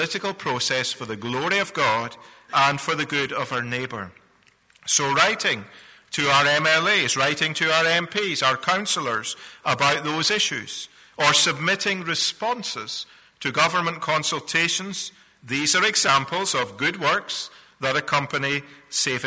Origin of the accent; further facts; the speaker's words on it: Scotland, United Kingdom; moved away; I'm a Scotsman by birth